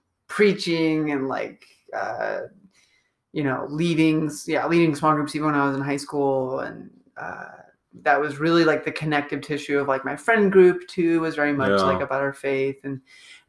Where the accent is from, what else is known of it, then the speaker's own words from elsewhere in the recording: Midwest, United States; moved away; I grew up in the Midwest in a smallish town where being a good Christian boy was really popular